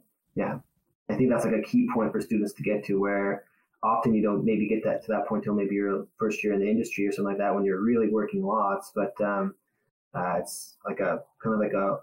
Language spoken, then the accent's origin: English; Manitoba, Canada; moved away as an adult; now in Ontario, Canada; I'm from Manitoba originally. So our high school system does not align with Ontario's high school system